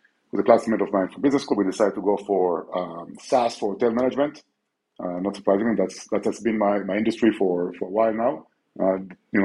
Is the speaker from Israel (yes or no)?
yes; Israel; now in Barcelona, Spain; I'm from Israel.